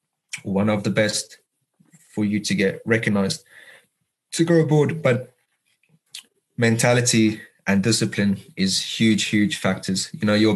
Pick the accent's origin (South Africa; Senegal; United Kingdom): South Africa; as South African